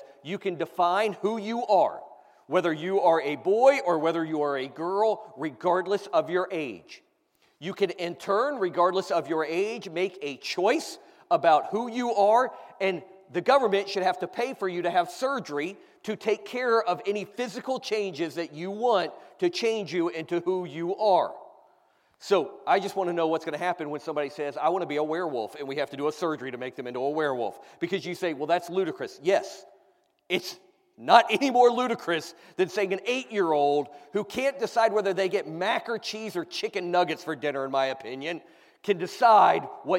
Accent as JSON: {"language": "English", "country": "United States", "said": "I, as an American"}